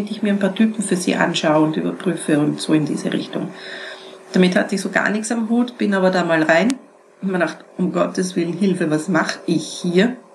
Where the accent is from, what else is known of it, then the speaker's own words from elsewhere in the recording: Vienna, Austria; Peter ist aus Salzburg, ich bin aus Wien, ich bin nie herumgefahren.